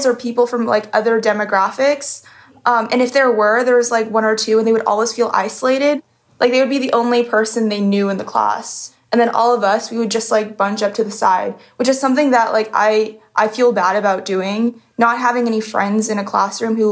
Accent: San Jose, California, United States; moved away as an adult; now in Chicago, United States; I'm from San Jose

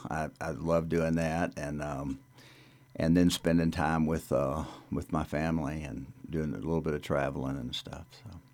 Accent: North Louisiana, United States; now in Carbondale, United States; my hometown in North Louisiana Uh, it was a little town when I was growing up there

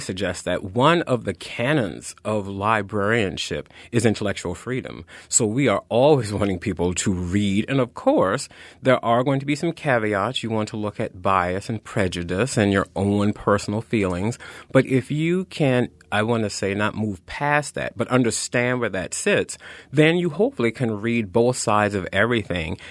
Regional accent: the South, United States; moved away; I am a Southerner, uh, by birth

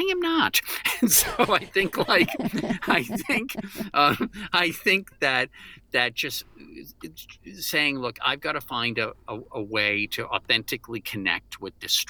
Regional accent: Washington, District of Columbia, United States; I grew up in the Washington, D.C. area

